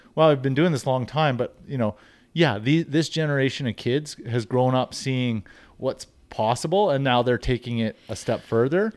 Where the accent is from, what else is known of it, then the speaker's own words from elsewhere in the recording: Invermere, British Columbia, Canada; I grew up in Infirmere, B C